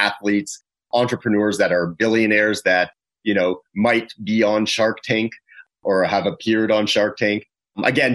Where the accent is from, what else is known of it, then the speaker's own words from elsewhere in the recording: Toronto, Ontario, Canada; moved away; I'm originally from Toronto, from Canada